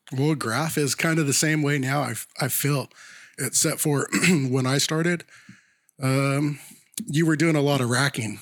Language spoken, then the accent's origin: English; Sacramento, California, United States; we grew up in North Sacramento